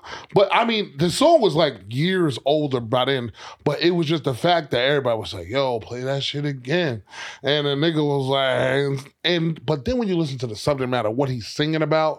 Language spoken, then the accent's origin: English; New York City, New York, United States; where I grew up in Queens, it was definitely rappers that was pulling up to the high schools.